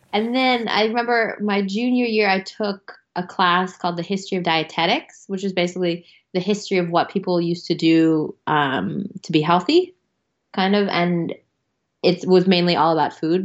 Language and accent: English; United States; I'm an American